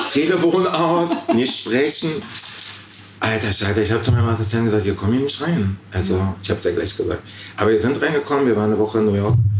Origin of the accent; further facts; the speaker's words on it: East Germany, Germany; als Ostdeutscher